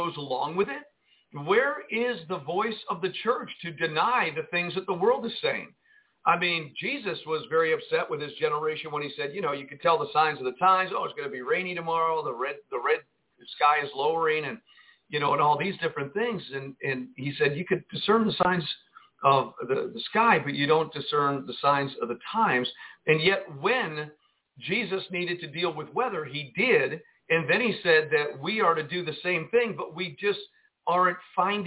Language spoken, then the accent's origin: English; Jersey City, New Jersey, United States; now in Arkansas, United States; I grew up in Jersey City, New Jersey, and I've seen a lot of snow in my lifetime